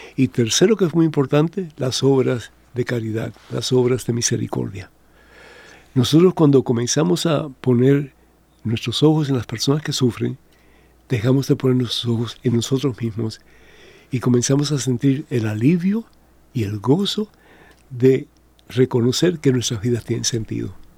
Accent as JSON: {"language": "Spanish", "country": "Cuba", "tie": "born or raised there", "moved": "yes", "said": "en mi país, en Cuba"}